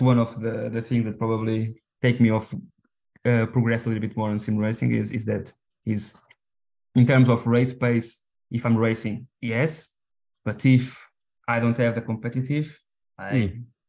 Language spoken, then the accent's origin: English; Portugal; English is a second language; we are from Portugal, I'm Portuguese